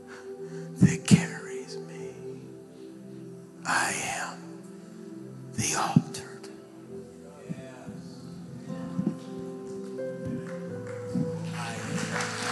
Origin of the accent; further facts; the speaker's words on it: Birmingham, Alabama, United States; I'm from Birmingham